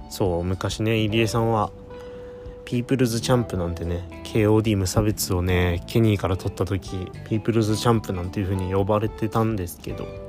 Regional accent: Toyama, Japan; 地元富山

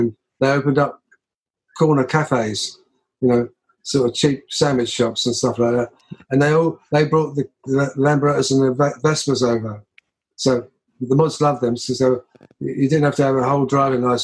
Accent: London, United Kingdom; I grew up in the East End of London.

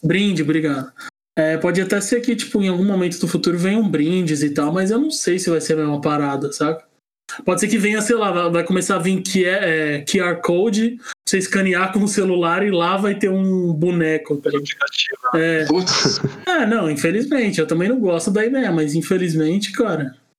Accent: São Paulo, Brazil; na minha quebrada na, na Vila Ema, na Zona Leste

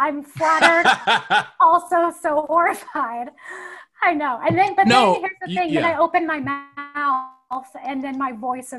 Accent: Nashville, Tennessee, United States; So I lived in Nashville, and I actually went to, I don't know if you know this, I went to Northwestern for a year first.

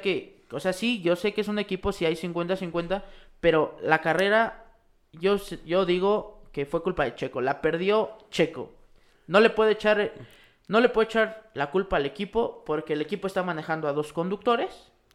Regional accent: Mexico; para nosotros como mexicanos

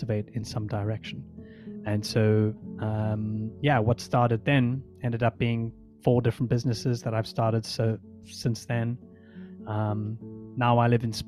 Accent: South Africa; I was born in South Africa

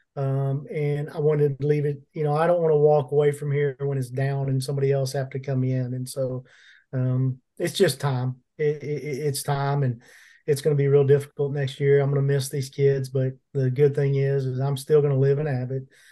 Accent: Plano, Texas, United States; I grew up in Plano

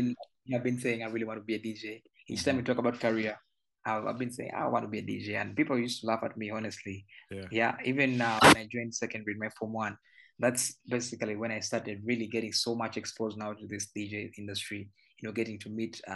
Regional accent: Kampala, Central Region, Uganda; I was born and raised in Naguru

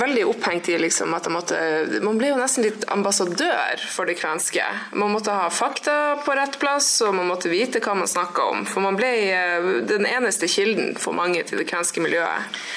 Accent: Kven, Northern Norway, Norway; now in Oslo, Norway; så ble jeg nesten mer kven

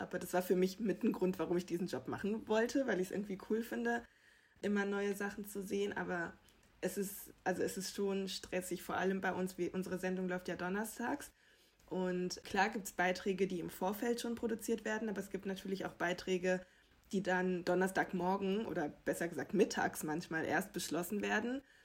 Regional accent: Germany; wir hier als Deutsche

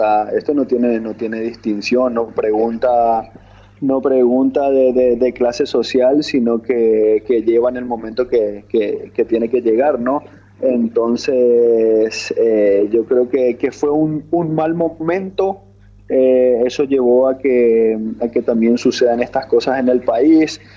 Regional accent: Paraguay; moved away as an adult; now in Colombia; como paraguayo

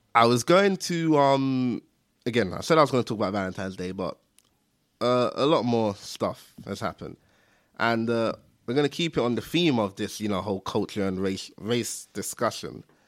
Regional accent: London, United Kingdom; I'm from East London

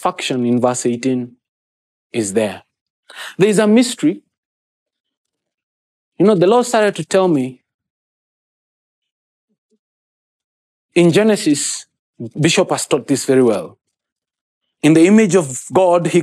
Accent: Kenya; first language Kikuyu; English is a second language

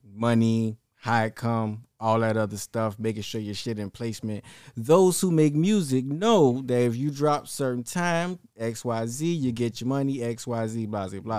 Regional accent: Savannah, Georgia, United States; also born or lived in Sumter, South Carolina; I was raised in Savannah, Georgia

